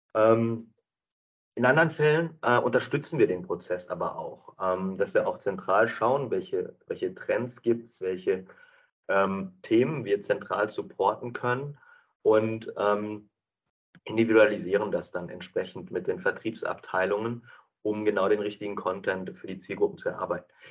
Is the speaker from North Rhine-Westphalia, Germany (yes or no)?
yes; North Rhine-Westphalia, Germany; moved away as an adult; also born or lived in Bielefeld / England; now in Düsseldorf, Germany; aufgewachsen in Herzeburg-Klaus im äh, schönen Ostwestfalen